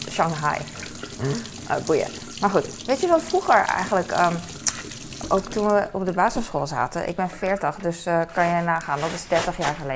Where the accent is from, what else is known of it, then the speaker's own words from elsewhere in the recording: Hong Kong; accent: Hong Kong Chinese; Dutch is a second language; En Peking klinkt meer als mijn accent. Mijn accent is uh, Hongkong Chinees accent.